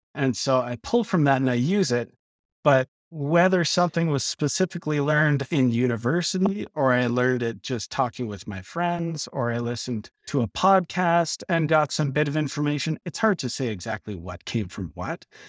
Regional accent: Lethbridge, Alberta, Canada; moved away as an adult; also born or lived in Edmonton; I grew up in Lethbridge and, uh, moved up to Edmonton, went to the U

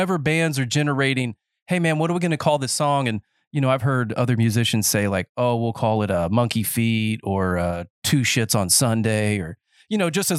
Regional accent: North Carolina, United States; Because I grew up in Nowhereville, North Carolina. That's not the actual name of the place, but it's just, you know, middle of the woods.

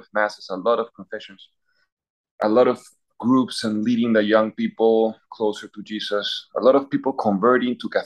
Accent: Peru; moved away as an adult; now in Philadelphia, United States; I come from Peru. I was born in Peru and lived all my life there.

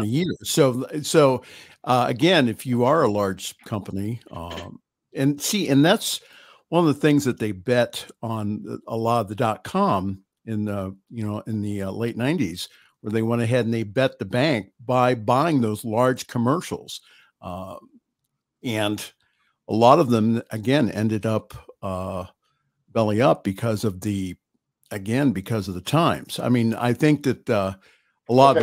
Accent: Ohio, United States; I'm from Ohio

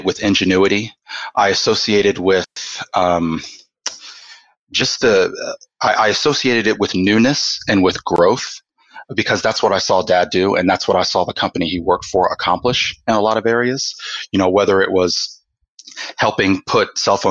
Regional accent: Atlanta, Georgia, United States; now in Oklahoma, United States; I was born and raised in Atlanta, Georgia

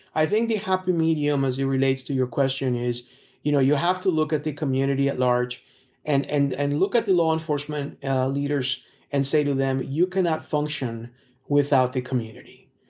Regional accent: Texas, United States; as a Texan

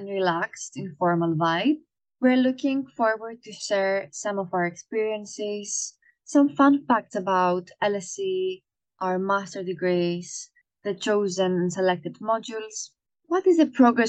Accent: Greece; now in London, United Kingdom; I'm a Greek national

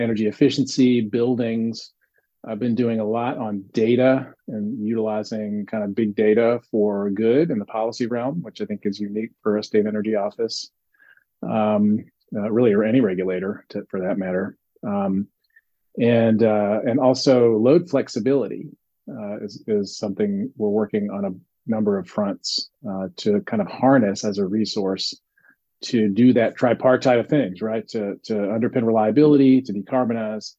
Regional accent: Nashville, Tennessee, United States; now in California, United States; I grew up in Nashville, Tennessee

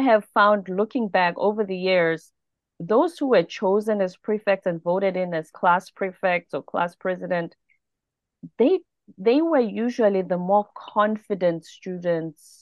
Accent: South Africa; moved away as an adult; also born or lived in South Korea; now in United States; I'm a South African.

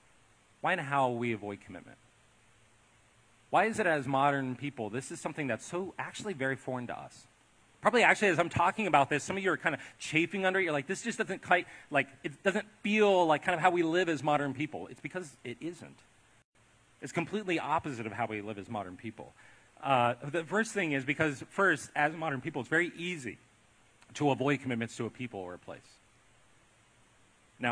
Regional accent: Ohio, United States; also born or lived in Southern California; now in Columbia, United States; I grew up in Ohio and I lived in California and now I'm here

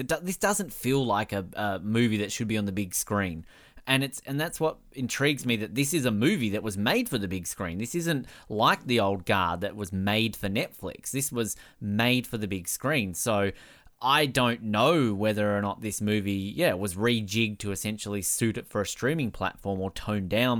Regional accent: Australia; as an Australian

